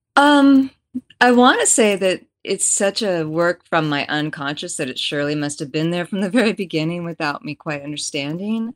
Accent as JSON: {"language": "English", "area": "Bay Area", "region": "California", "country": "United States", "tie": "born or raised there", "also_born_or_lived": "Texas / France / Russia", "moved": "yes", "said": "I grew up in the Bay Area in a blue collar family"}